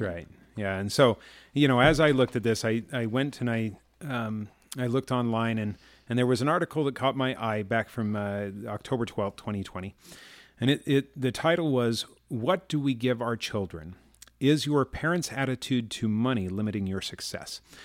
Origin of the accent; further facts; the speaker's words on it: Chicago, Illinois, United States; I grew up in Chicago